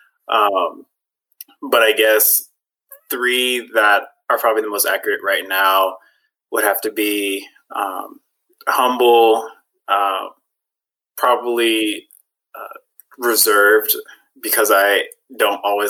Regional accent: Charlotte, North Carolina, United States; I'm from Charlotte, North Carolina

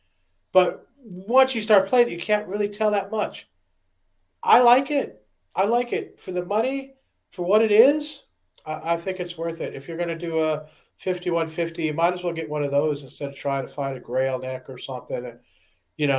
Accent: outside of Detroit, Michigan, United States; I was made outside of Detroit

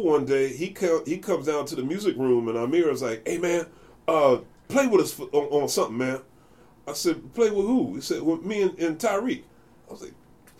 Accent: Philadelphia, Pennsylvania, United States; Growing up in Philly, when I grew up, I got lucky

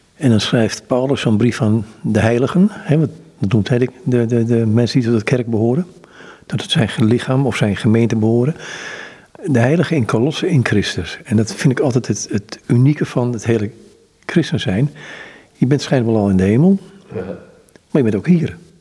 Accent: Amsterdam, North Holland, Netherlands; ik ben Amsterdammer

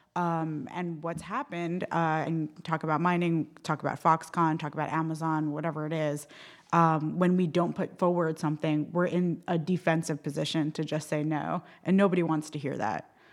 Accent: New York, United States; moved away as an adult; also born or lived in Eastern Queens; now in Milwaukee, United States; I'm from New York originally. Uh, my family is from Eastern Queens

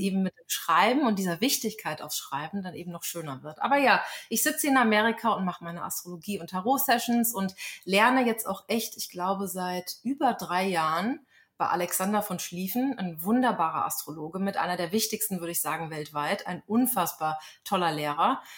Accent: a small village near Frankfurt am Main, Hesse, Germany; moved away as an adult; also born or lived in Berlin; now in Lynchburg, United States; in meiner Heimatstadt bin, ein kleines Kuhkaff in der Nähe von Frankfurt am Main

